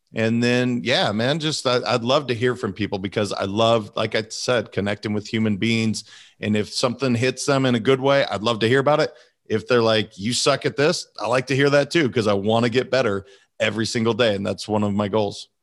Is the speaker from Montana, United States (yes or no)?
yes; Montana, United States; I'm a kid from Montana. that's not necessarily something that we grew up talking about.